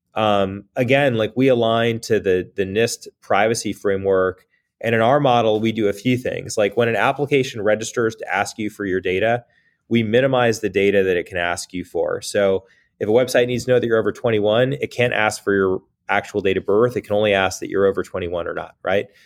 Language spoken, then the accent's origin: English; United States; as an American